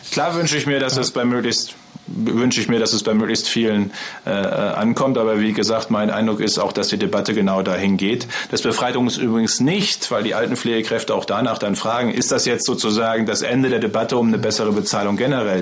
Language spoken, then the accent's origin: German; Münsterland, North Rhine-Westphalia, Germany; ich komme ja aus dem Münsterland. Ne? Bei uns ist ja alles flach.